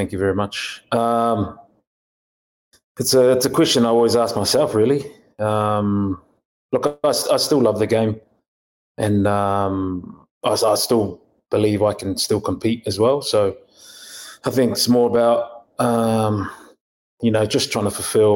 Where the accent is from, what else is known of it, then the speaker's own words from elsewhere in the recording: New Zealand; moved away as an adult; now in United States; growing up in New Zealand